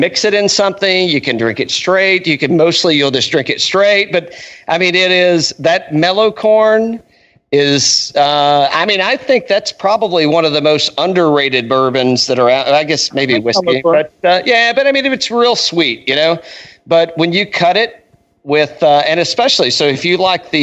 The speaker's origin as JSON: {"language": "English", "region": "East Tennessee", "country": "United States", "said": "now I'm from East Tennessee."}